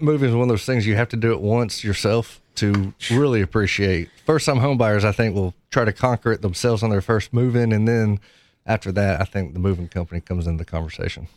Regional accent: Knoxville, Tennessee, United States; I'm from Knoxville, born and raised in Knoxville

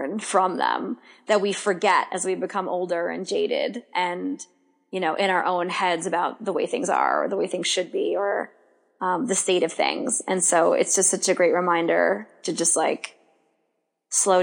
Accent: New York, United States; as a New Yorker, right? Even if you live Long Island, any of the boroughs, Long Island, we all kind of move at a different pace here

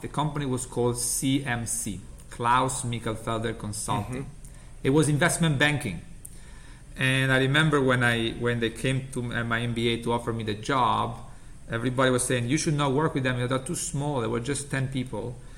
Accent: Italy; English is a second language; moved away as an adult; now in United States; as you can get from my accent, I'm originally from Italy

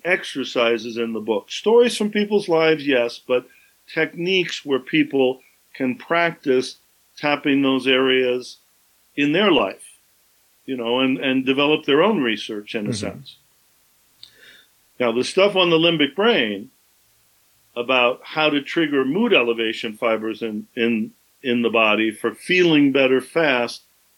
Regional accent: Southern California, United States; I grew up in Southern California

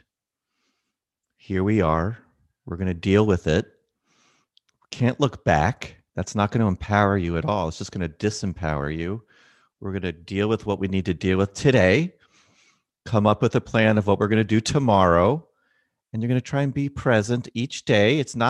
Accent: Philadelphia, Pennsylvania, United States; I'm from Philly, the city of brotherly love.

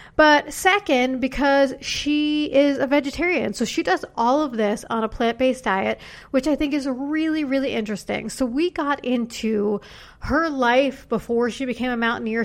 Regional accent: New York City, New York, United States; I'm from New York City.

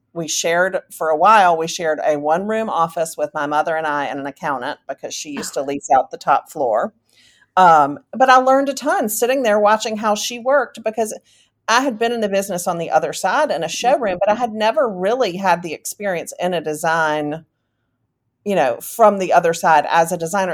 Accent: Charlotte, North Carolina, United States; I am from Charlotte, North Carolina. I was born and raised here, moved away for a little bit, and came back

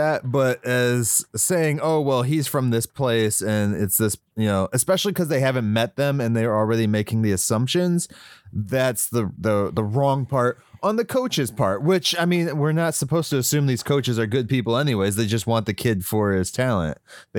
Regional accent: West Virginia, United States; Like I grew up in West Virginia.

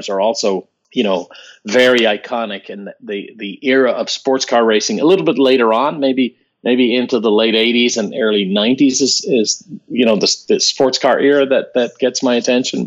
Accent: Ireland; Growing up in Ireland, you know, in 1976, an Irishman

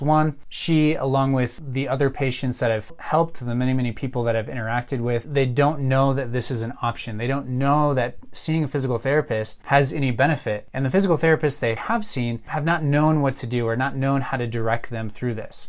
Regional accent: Colorado Springs, Colorado, United States; also born or lived in Minnesota; I grew up here in Colorado Springs

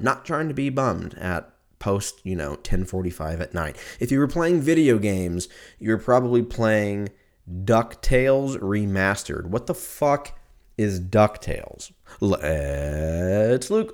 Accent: United States; I'm a, I'm American

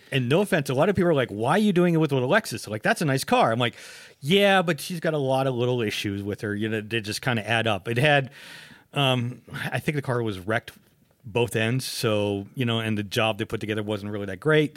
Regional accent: United States; also born or lived in Pennsylvania / Ohio; I'm from Pennsylvania and Ohio

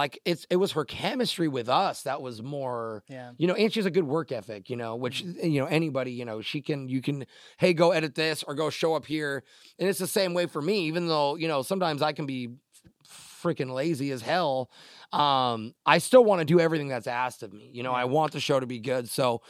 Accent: Tacoma, Washington, United States; I'm from Tacoma. Yeah. I went to Stadium High School, class of 04, go Tigers. You know what I'm saying? And, yeah, man, born and raised in Washington. I've never lived anywhere else.

